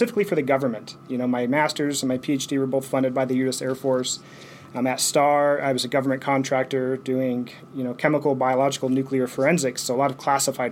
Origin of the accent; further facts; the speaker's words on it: eastern Colorado, United States; We grew up in Colorado, where, you know, eastern Colorado, we had a lot of tornadoes